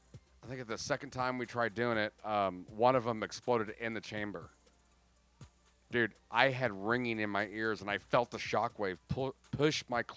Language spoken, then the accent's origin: English; Florida, United States; moved away; I grew up in Florida.